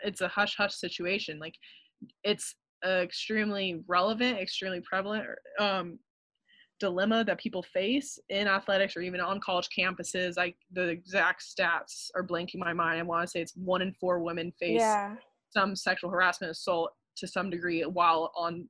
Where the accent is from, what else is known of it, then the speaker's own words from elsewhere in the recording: Colorado, United States; moved away; I come from Colorado